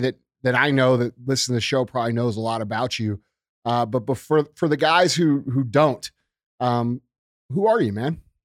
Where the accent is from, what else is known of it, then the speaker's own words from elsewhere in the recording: Tornado Alley, United States; I grew up in Tornado Alley